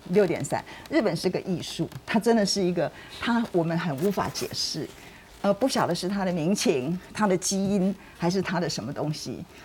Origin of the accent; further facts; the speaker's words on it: Taiwan; 我们台湾人有个特性